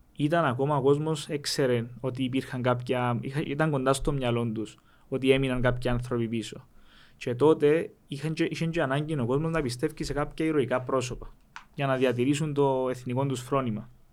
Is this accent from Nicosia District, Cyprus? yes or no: no; Rizokarpaso, Famagusta District, Cyprus; όταν γεννηθήκαμε στο Ριζοκάρπα, όταν γεννηθήκαμε μετά τον πόλεμο